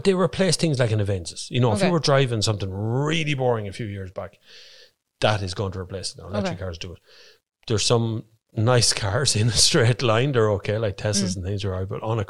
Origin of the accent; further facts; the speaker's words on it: Ireland; we're Irish.